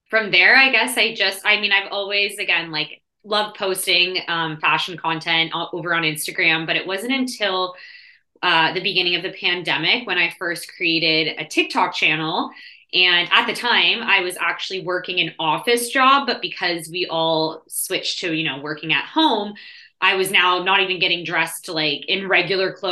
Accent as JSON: {"language": "English", "town": "Toronto", "region": "Ontario", "country": "Canada", "said": "I guess I'm also Canadian. I'm from Canada, Toronto"}